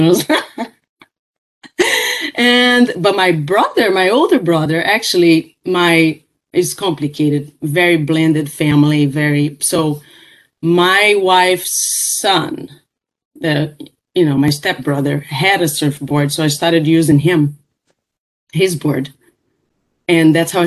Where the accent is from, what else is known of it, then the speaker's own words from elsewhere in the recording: Rio de Janeiro, Brazil; now in United States; I was born in Rio de Janeiro, Brazil, and was raised there.